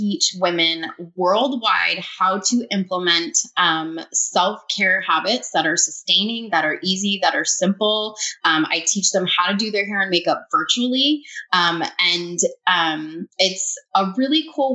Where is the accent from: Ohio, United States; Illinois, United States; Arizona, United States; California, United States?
Arizona, United States; Phoenix; moved away as an adult; now in Dallas-Fort Worth, United States; I'm from Phoenix, Arizona, but we just recently, about 7 months ago, moved to the Dallas-Fort Worth area